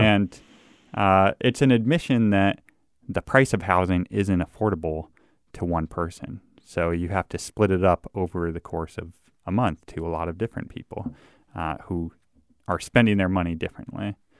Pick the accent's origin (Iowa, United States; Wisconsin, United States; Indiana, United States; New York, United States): Iowa, United States; Davenport; moved away as an adult; also born or lived in Missouri / Minnesota; I grew up in Davenport, Iowa